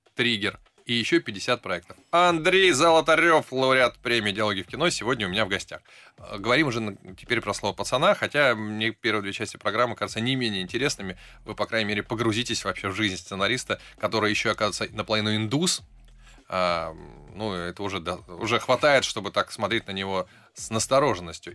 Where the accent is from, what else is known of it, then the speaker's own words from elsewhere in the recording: Saint Petersburg, Russia; я из Питера